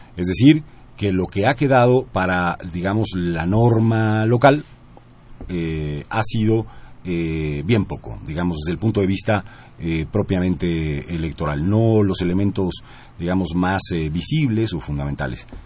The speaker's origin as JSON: {"language": "Spanish", "region": "Puebla", "country": "Mexico", "said": "soy poblano"}